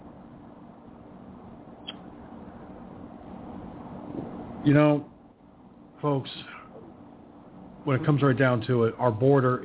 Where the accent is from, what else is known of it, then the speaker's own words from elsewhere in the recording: United States; I'm an American